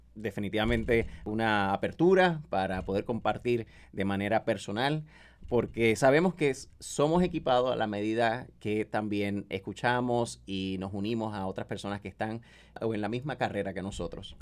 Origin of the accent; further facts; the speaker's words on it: Mexico; decimos en mi país, en el casco de México